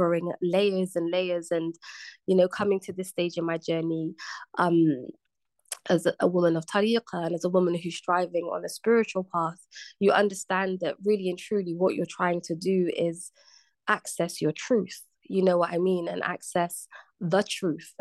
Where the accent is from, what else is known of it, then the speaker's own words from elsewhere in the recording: Bristol, South West England, United Kingdom; moved away as an adult; now in London, United Kingdom; I just left my hometown, Bristol. I'd moved to the big city, to London